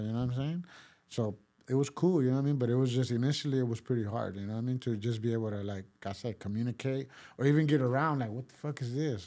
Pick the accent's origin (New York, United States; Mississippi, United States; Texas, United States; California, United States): California, United States; Pasadena; first language Spanish; English is a second language; also born or lived in Mexico / East Los Angeles; I grew up there